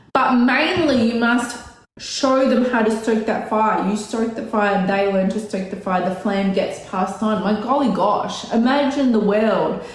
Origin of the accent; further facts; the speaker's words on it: Australia; I'm Australian